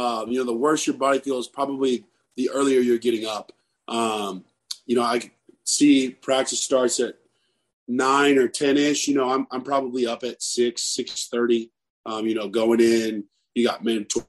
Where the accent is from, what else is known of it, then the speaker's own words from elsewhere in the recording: Texas, United States; now in Mississippi, United States; I grew up in Texas, you know, so I'm used to the heat